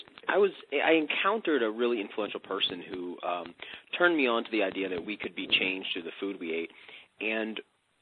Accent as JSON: {"language": "English", "country": "United States", "said": "as an American, as an extremist, as a boy growing up at that time in American history"}